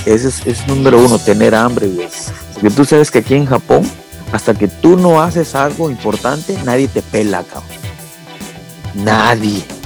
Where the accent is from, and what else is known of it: Mexico